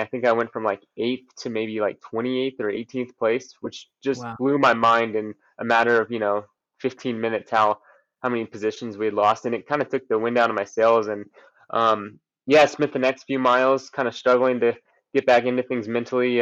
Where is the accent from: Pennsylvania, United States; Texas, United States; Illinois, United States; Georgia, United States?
Texas, United States; I grew up in Texas